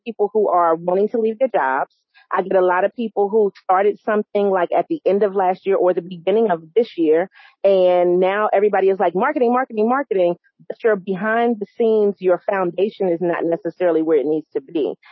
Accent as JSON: {"language": "English", "region": "New York", "country": "United States", "moved": "yes", "lives_now": "North Carolina, United States", "said": "I am from New York"}